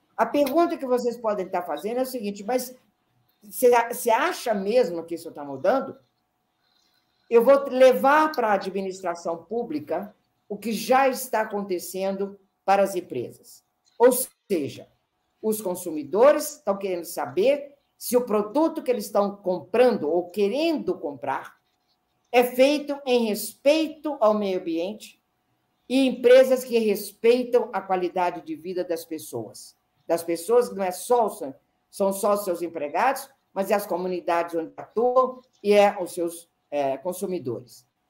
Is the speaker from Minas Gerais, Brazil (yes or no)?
yes; Minas Gerais, Brazil; eu sou mineira